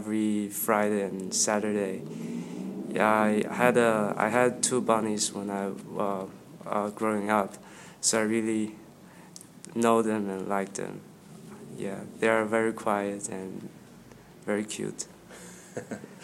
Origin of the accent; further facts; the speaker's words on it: Beijing, China; moved away as an adult; I'm from Beijing